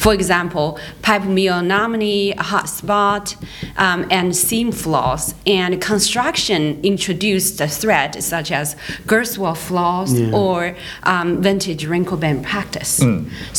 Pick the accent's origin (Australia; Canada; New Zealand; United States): Canada; So I'm international because I'm from Canada.